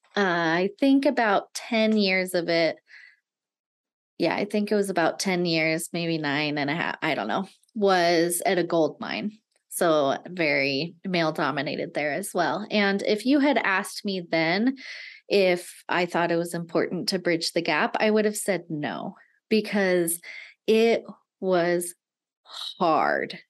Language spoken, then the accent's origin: English; Nevada, United States; i had always grown up in little tiny towns in nevada